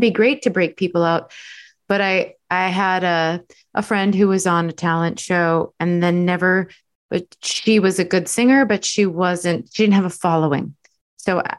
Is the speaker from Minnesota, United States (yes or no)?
yes; Minneapolis, Minnesota, United States; moved away; I'm originally from Minneapolis